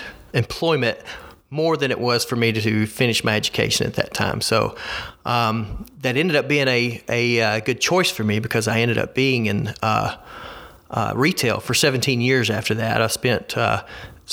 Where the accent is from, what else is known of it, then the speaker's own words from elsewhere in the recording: Alabama, United States; So I'm a lifelong Alabamian. I've always lived in the state of Alabama.